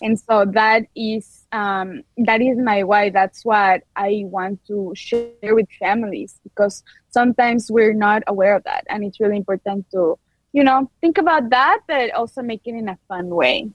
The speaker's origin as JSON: {"language": "English", "town": "Quito", "region": "Pichincha", "country": "Ecuador", "tie": "born or raised there", "second_language": "English", "moved": "as an adult", "lives_now": "Peoria, United States", "said": "I'm from Quito, Ecuador. So you might notice a little accent"}